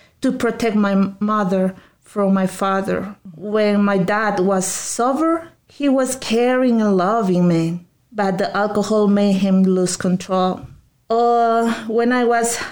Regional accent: Lima, Peru; moved away; I was born in Peru, in the capital of Lima, in one of the neighborhoods with the most crime in my city.

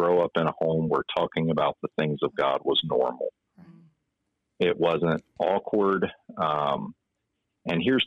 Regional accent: Salem, Virginia, United States; now in Chesterfield County, United States; I'm originally from Salem, Virginia, so southwest Virginia outside of Roanoke

